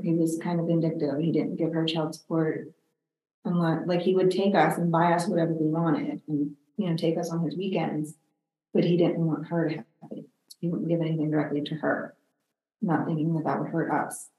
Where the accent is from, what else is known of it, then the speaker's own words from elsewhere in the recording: Pittsburgh, Pennsylvania, United States; I grew up in, a, uh, well, outside of the city of Pittsburgh